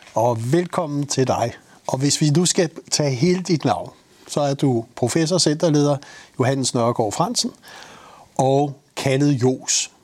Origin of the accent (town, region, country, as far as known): Denmark